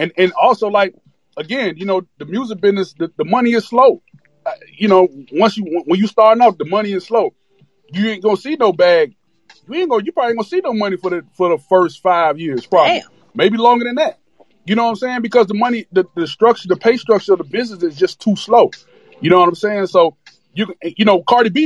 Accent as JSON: {"language": "English", "town": "Miami", "region": "Florida", "country": "United States", "said": "I'm from Miami"}